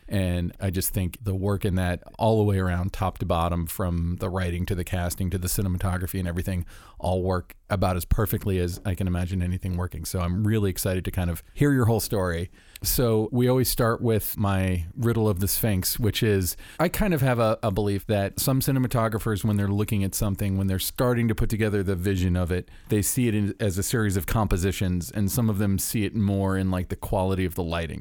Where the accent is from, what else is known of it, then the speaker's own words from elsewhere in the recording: Orlando, Florida, United States; moved away; it's in Orlando, my hometown